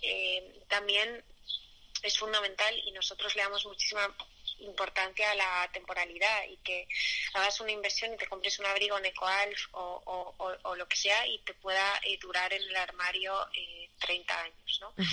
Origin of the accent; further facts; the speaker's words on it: Madrid, Community of Madrid, Spain; como madrileña